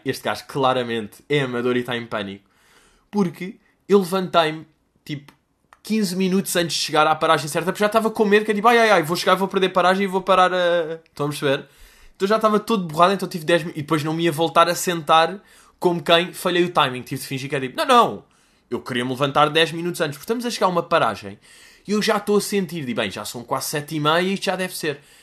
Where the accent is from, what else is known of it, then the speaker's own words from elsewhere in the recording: Guimarães, Norte, Portugal; accent: Guimarães; o sotaque que eu tenho é mesmo de Guimarães